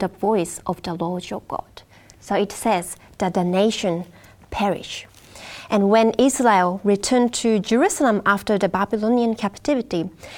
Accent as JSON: {"language": "English", "country": "Japan", "said": "Japan, which is my home country as well"}